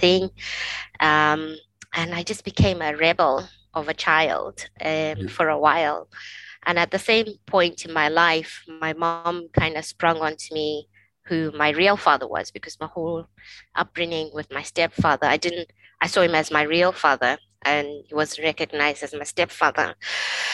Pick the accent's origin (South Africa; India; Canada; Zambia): Zambia; now in Scotland; I was born and raised in Africa, in a country called Zambia